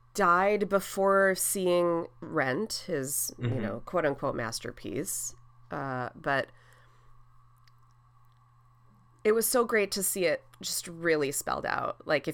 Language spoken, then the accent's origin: English; Wautoma, Wisconsin, United States; moved away; I was like, central Wisconsin. She's like, no, where? And I was like, Watoma?